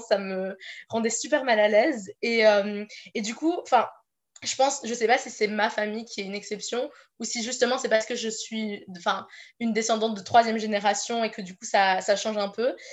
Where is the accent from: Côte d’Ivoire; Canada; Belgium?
Belgium; Brussels, Brussels-Capital Region; moved away as an adult; now in Menton, France; j'ai grandi, je suis née à Bruxelles, euh, en Belgique